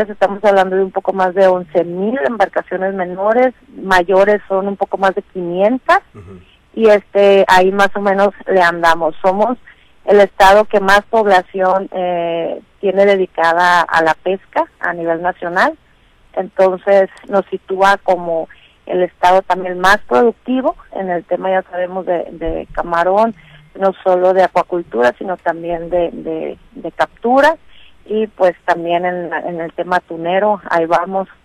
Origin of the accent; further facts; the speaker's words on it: Los Mochis, Sinaloa, Mexico; moved away as an adult; also born or lived in Topolobampo / Mazatlán; now in Culiacán, Mexico; soy nacida en Topolobampo, criada en Los Mochis y este, políticamente engendrada en Mazatlán y la pesca me tiene aquí en Culiacán, así es que pues podemos decir que soy de todos los rincones de Sinaloa.